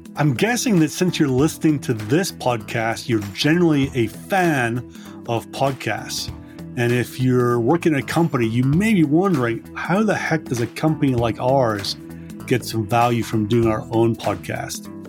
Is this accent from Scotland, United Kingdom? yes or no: yes; Scotland, United Kingdom; I grew up in Scotland